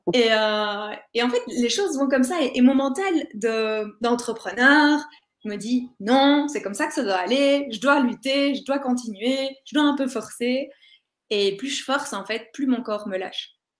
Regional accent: Belgium; je suis belge

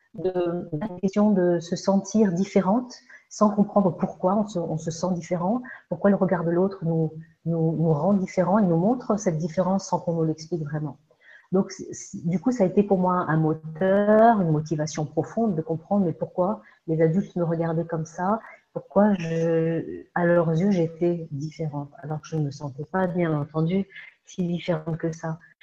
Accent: Alsace, Grand Est, France; moved away as an adult; also born or lived in Andalusia / Egypt; now in Ariège, France; je suis née donc en France, en Alsace

